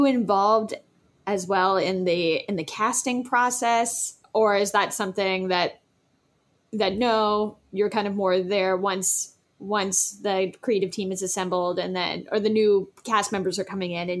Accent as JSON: {"language": "English", "town": "Los Angeles", "region": "California", "country": "United States", "moved": "yes", "said": "I'm originally from Los Angeles, so my immediate family is still there."}